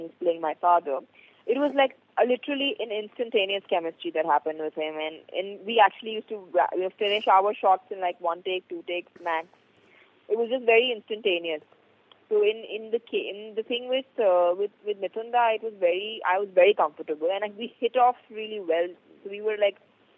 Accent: Mumbai, Maharashtra, India; I am basically from Mumbai

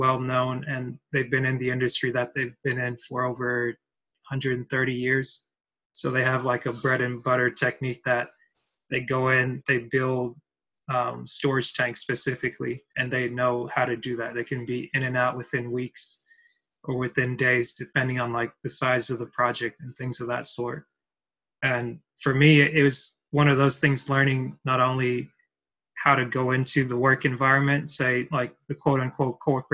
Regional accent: Dalton, Georgia, United States; also born or lived in Cameroon; I'm from Georgia. Well, originally from Cameroon, but I've spent most of my life growing up here in Dalton, Georgia

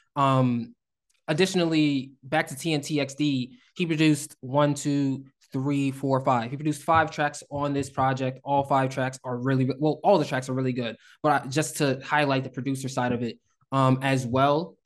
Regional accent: Northeast, United States; we are from the Northeast

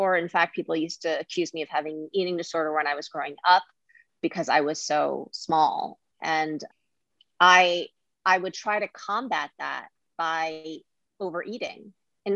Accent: New Jersey, United States; I grew up in New Jersey

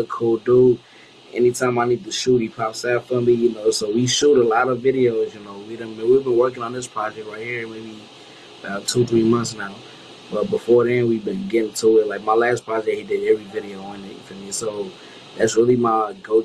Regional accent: Zimbabwe; I'm from Zimbabwe

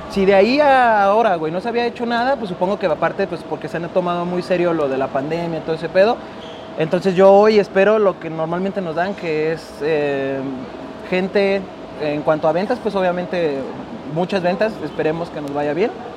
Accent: Guadalajara, Jalisco, Mexico; somos de Guadalajara y aquí estamos.

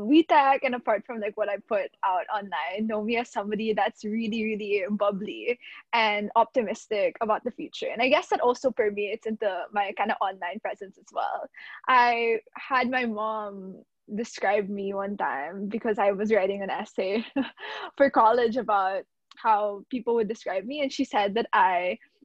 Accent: Manila, Metro Manila, Philippines; I'm from the Philippines. So I was born and raised in Manila, Philippines, the capital

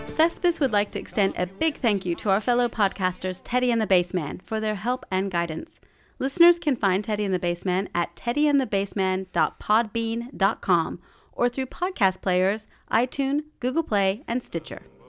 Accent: Spartanburg, South Carolina, United States; I grew up in Spartanburg, South Carolina.

